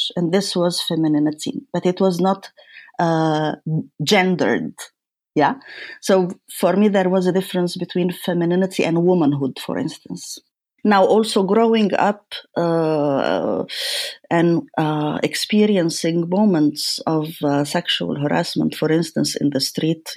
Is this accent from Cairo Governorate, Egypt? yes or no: yes; Cairo, Cairo Governorate, Egypt; moved away; as a woman, as a child, and as a woman growing up in Cairo